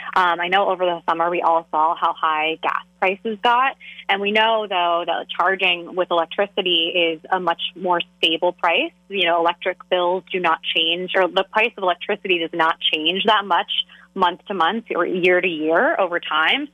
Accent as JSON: {"language": "English", "town": "Philadelphia", "region": "Pennsylvania", "country": "United States", "said": "I'm from the Philly region"}